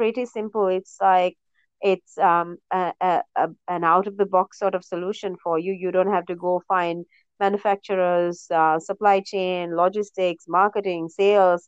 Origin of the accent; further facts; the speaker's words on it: Sri Lanka; moved away as an adult; also born or lived in United States; I'm born and raised in Sri Lanka, a tiny island south of the Indian Ocean.